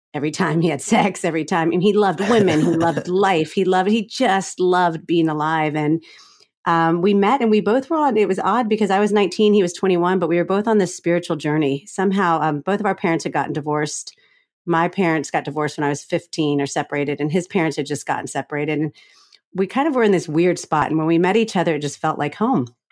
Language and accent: English; Florida, United States; I grew up in Florida